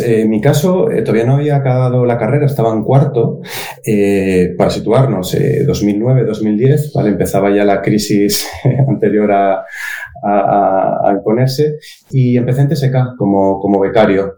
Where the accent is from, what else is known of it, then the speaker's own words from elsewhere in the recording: Oviedo, Asturias, Spain; Nacido, estudiado y trabajando en Oviedo